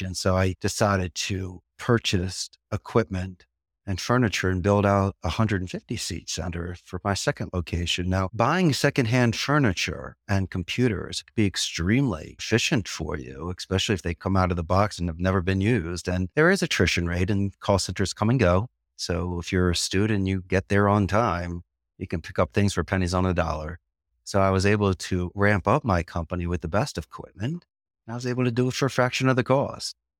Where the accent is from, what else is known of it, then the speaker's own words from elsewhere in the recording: Philadelphia, Pennsylvania, United States; first language English; moved away as an adult; now in Costa Rica; from Philadelphia and Anglo Saxon and English is my first language